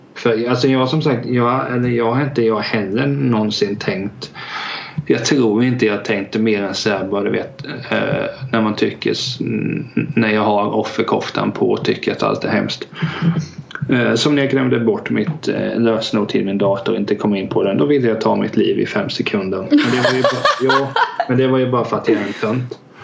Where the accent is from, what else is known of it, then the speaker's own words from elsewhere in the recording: Hultsfred, Kalmar County, Sweden; jag är 26 från Hultsfred